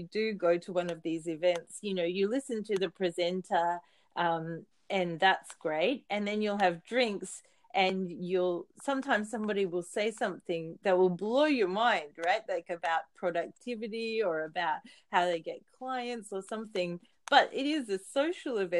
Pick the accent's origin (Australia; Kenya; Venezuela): Australia; Sunshine Coast, Queensland; now in Saitama, Japan; I'm from the Sunshine Coast in Australia